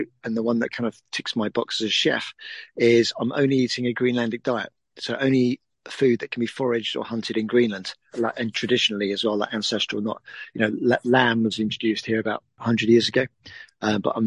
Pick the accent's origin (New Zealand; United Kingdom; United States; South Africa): United Kingdom; Suffolk, East of England; I'm from Suffolk, over in England.